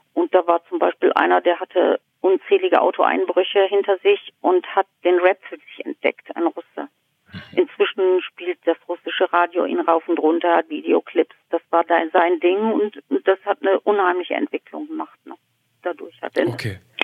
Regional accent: Duisburg, North Rhine-Westphalia, Germany; moved away as an adult; now in East Frisia, Germany; Ich bin in Duisburg aufgewachsen

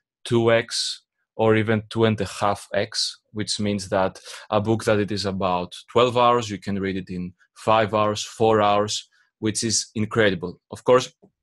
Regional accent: Greece; English is a second language; I'm from Greece

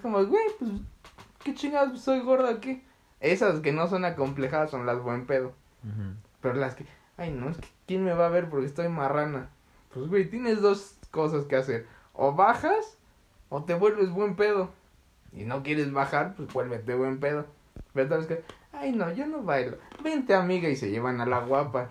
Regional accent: Mexico

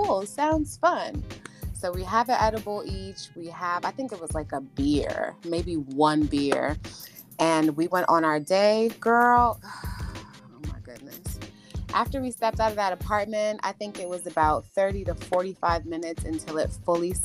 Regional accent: New York, United States; moved away as an adult; now in Georgia, United States; I'm from New York, the best state of all the 50 states

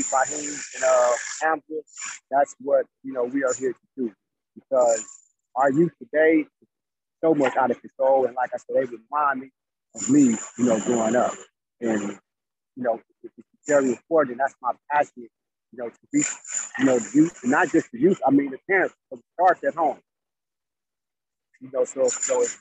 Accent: Richmond, California, United States; growing up in Richmond, I was lost

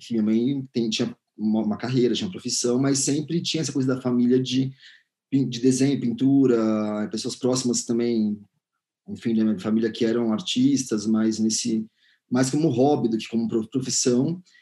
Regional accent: São Paulo, Brazil; now in Belo Horizonte, Brazil; sou curador e pesquisador de arte. Eu sou de São Paulo, mas atualmente moro em Belo Horizonte.

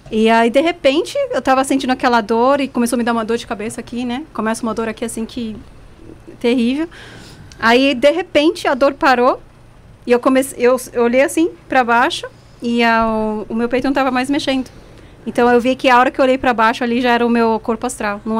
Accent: Brazil; born or raised there; now in Switzerland

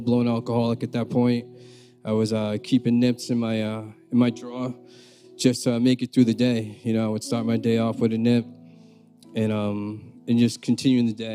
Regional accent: Peabody, Massachusetts, United States; I'm from the North Shore. I'm from Peabody. And so growing up, you know, I just had my mother

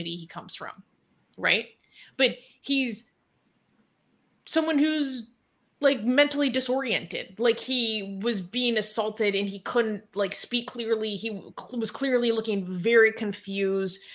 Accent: United States; as an American

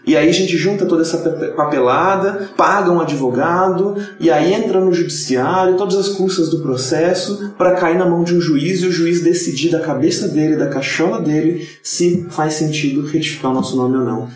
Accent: Campinas, São Paulo, Brazil; moved away as an adult; also born or lived in Praia Grande; now in São Paulo, Brazil; Campinas, que é a cidade onde eu morava e nasci

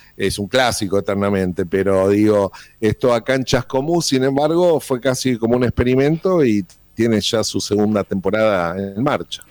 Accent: Argentina

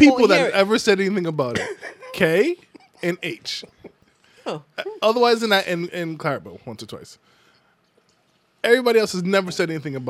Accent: Nigeria; but I'm Nigerian.

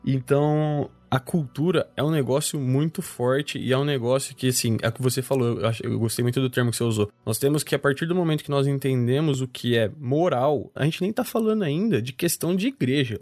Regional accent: Campinas, São Paulo, Brazil; Porque eu sou campineiro

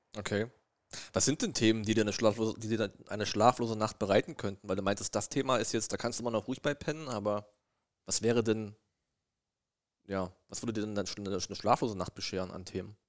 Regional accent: East Germany, Germany; ich bin ja ein Ossi

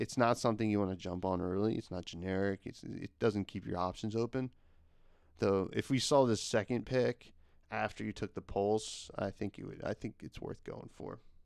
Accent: New Jersey, United States; I'm from Jersey

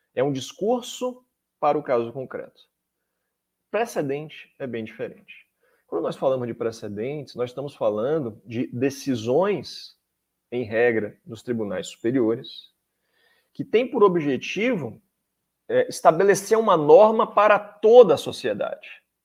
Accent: Salvador, Bahia, Brazil; moved away as an adult; now in Brasília, Brazil; eu sou baiano, sou de Salvador, Bahia, minha, a minha graduação foi em Salvador

